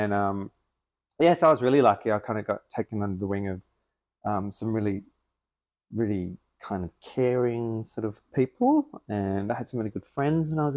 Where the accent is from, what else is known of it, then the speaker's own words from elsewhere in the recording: Adelaide, South Australia, Australia; moved away as an adult; I grew up in Adelaide and moved here when I was 21, 22